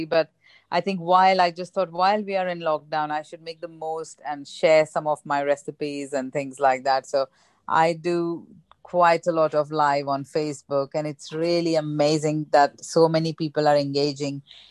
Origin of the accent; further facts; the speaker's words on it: Mumbai, Maharashtra, India; moved away as an adult; also born or lived in Rajkot; now in United Kingdom; I'm from Mumbai